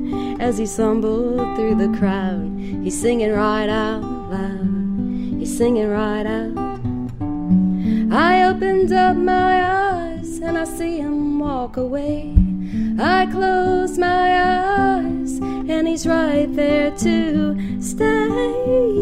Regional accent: Cajun, Louisiana, United States; I'm Cajun

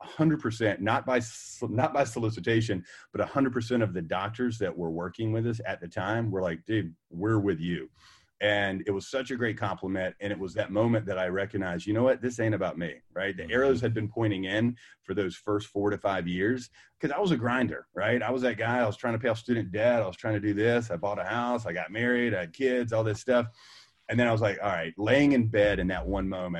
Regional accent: North Carolina, United States; I was that guy in my hometown, like, oh my gosh, like, why are you open 7 to 7? We were the first people open 7 a.m. to 7 p.m. We were the first people open on Saturdays. And the regulatory pressure with this corporate group in the state of North Carolina

